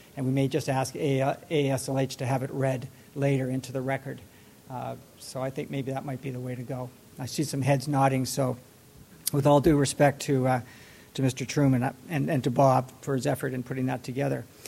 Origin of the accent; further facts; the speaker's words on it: Canada; now in Washington, D.C., United States; I live on the grounds myself, though, as a Canadian